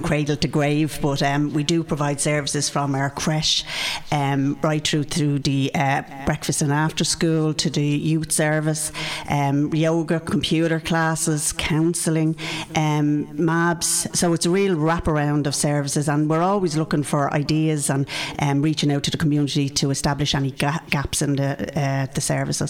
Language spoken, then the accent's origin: English; Dublin, Leinster, Ireland; I grew up in Canamooney Garden, so I'm from Ringsend